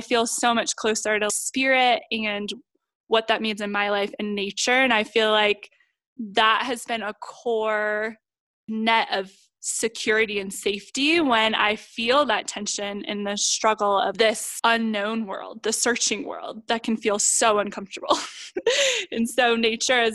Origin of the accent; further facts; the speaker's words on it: Ohio, United States; my hometown in Ohio